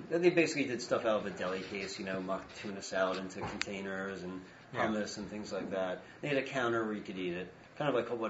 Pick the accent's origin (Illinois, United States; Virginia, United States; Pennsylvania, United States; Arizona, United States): Pennsylvania, United States; Cheltenham; also born or lived in Philadelphia, Pennsylvania; And I was born 20 minutes from Willow Grove. I was born in Abington Hospital, grew up in Cheltenham, so I knew the area very well.